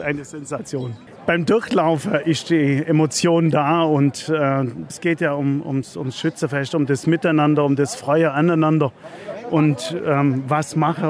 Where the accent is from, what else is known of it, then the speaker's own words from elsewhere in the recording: Biberach an der Riß, Baden-Württemberg, Germany; bin aus Biberach-Birgerhardt